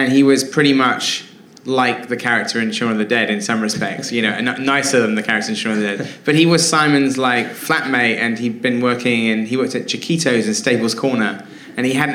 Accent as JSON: {"language": "English", "town": "Wells", "region": "South West England", "country": "United Kingdom", "tie": "born or raised there"}